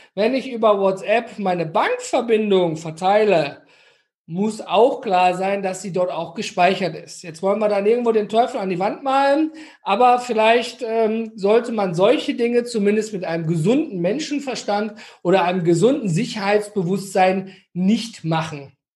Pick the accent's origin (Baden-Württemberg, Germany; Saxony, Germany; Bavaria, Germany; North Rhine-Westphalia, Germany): North Rhine-Westphalia, Germany; Ruhr area; Ich komme hier aus dem Ruhrgebiet.